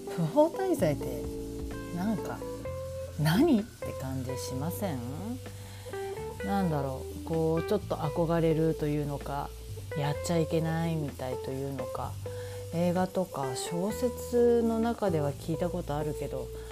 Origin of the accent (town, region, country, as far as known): Japan; moved away as an adult; now in New York, United States